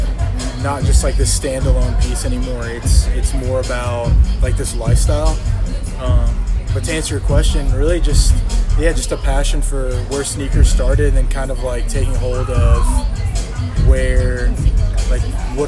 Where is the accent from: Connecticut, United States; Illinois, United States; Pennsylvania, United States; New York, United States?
Illinois, United States; Chicago; moved away; I grew up in Chicago in the Jordan era.